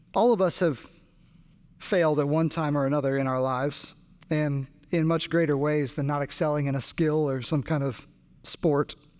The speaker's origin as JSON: {"language": "English", "region": "New Jersey", "country": "United States", "tie": "born or raised there", "moved": "yes", "lives_now": "Raleigh, United States", "said": "I grew up in New Jersey"}